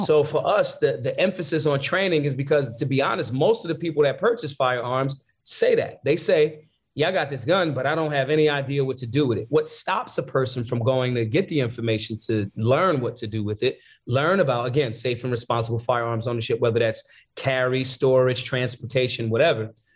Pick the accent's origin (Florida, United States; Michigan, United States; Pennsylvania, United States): Pennsylvania, United States; Philadelphia; I'm from Philly.